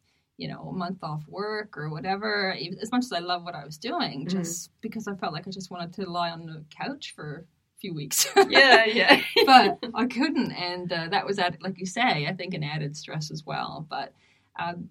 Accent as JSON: {"language": "English", "country": "Canada", "tie": "born or raised there", "moved": "yes", "said": "my home, one of my hometowns in Canada"}